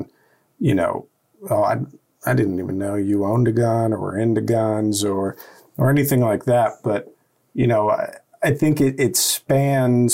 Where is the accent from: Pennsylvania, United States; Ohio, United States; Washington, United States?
Ohio, United States; Columbus; I'm a Columbus native